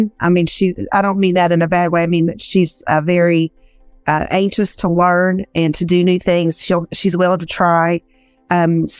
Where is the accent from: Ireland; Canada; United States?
United States; Eastern Kentucky; accent: Southern drawl; I am from Eastern Kentucky, so I have a very Southern drawl. It's not as bad as it was, but it's still there